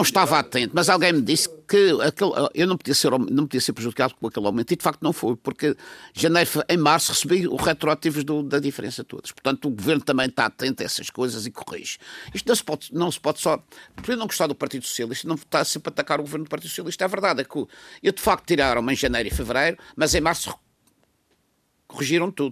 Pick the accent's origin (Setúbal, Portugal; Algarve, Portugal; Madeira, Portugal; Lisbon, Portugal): Madeira, Portugal; sou madeirense também